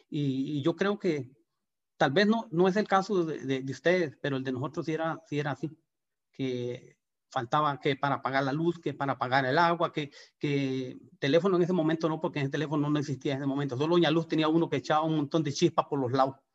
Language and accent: Spanish; Guanacaste, Costa Rica; De verdad que nosotros eh, venimos de Guanacaste con, con, con unas ganas de, trabajar como, como todo el mundo, buscando trabajo